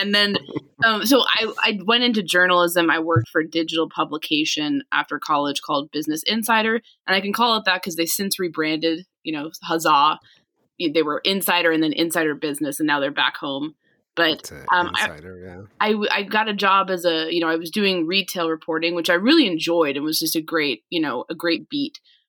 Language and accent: English; New York City suburbs, United States; now in Indiana, United States; I grew up in New York. I grew up in the New York City suburbs.